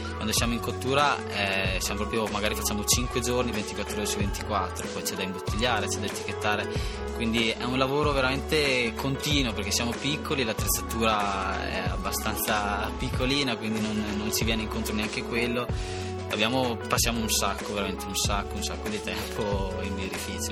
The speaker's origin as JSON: {"language": "Italian", "town": "Fraveggio", "region": "Trentino-Alto Adige", "country": "Italy", "said": "vengo da, Vez- da Fraveggio, un piccolo paesino vicino a Vezzano"}